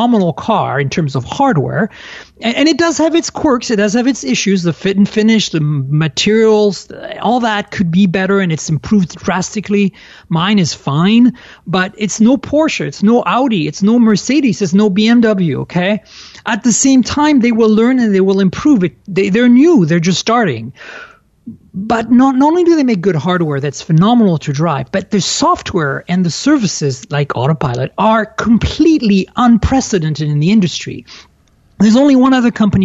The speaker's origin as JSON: {"language": "English", "country": "France", "tie": "born or raised there", "moved": "yes", "said": "I was born and raised in France."}